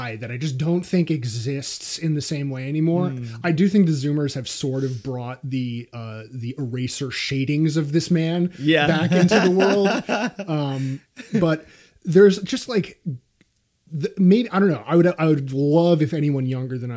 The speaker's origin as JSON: {"language": "English", "town": "New York City", "region": "New York", "country": "United States", "tie": "born or raised there", "said": "when we grew up in Park Slope, there were a variety of different toy stores kind of all along 7th Avenue."}